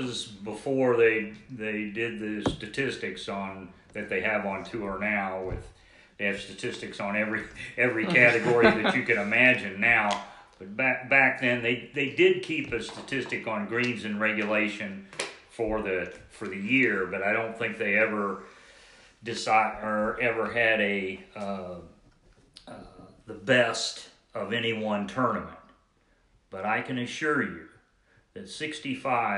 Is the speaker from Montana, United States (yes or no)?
no; Peru, Indiana, United States; in Peru, my hometown